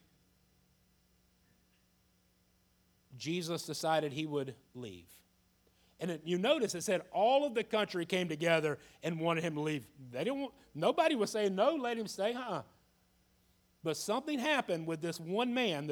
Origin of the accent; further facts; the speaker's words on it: Jacksonville, Florida, United States; I was a young man born and raised in Jacksonville, Florida, went to school in Jacksonville, graduated from Ed White High School